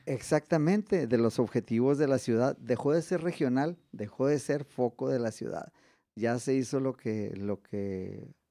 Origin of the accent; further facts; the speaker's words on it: Mexico; also born or lived in Ciudad Juárez; somos mexicanos